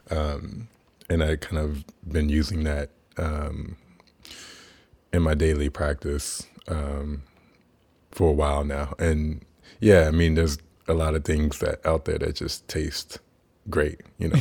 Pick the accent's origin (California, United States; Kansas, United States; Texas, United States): Kansas, United States; I was born in Kansas